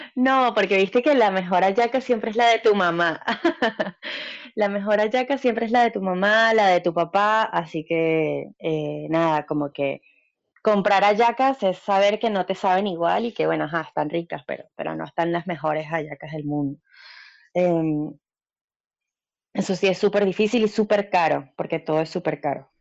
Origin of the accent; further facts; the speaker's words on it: Caracas, Capital District, Venezuela; moved away as an adult; now in San Clemente del Tuyú, Argentina; Cuando me voy de Caracas, me voy de Caracas por tierra hasta Puerto Ordaz